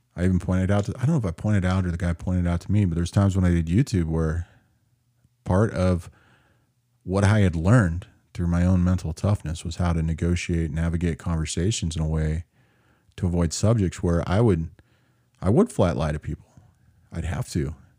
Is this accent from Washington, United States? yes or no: yes; Seattle, Washington, United States; If you can't figure out where my hometown is, 'cause it got crazy there lately, you're either not watching the news at all, or you have no idea that the mythical world of Chaz is in Seattle